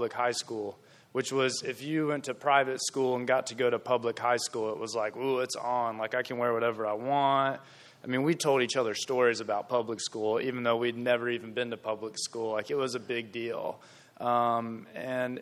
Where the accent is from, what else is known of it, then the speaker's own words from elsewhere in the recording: Gastonia, North Carolina, United States; I'm from Gastonia.